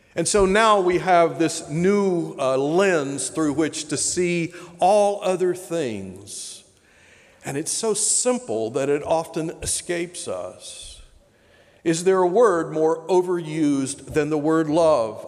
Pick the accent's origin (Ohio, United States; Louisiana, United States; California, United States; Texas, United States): Texas, United States; Tyler; moved away as an adult; also born or lived in Oklahoma / Clemson, South Carolina / Tampa, Florida / Loudoun County, Virginia; now in Richmond, United States; I was raised in Texas, school in Oklahoma and Texas, moved East Coast in 1985.